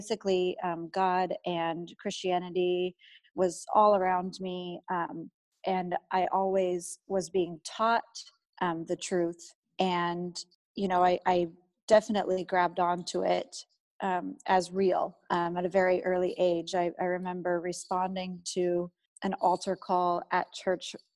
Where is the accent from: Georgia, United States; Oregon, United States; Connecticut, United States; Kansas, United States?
Oregon, United States; Eugene; I was raised in Eugene, Oregon. I've lived here my whole life